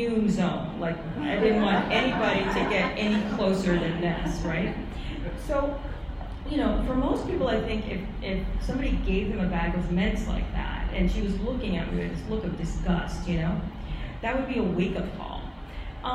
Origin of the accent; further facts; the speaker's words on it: New York City, New York, United States; I grew up in Manhattan, it's very expensive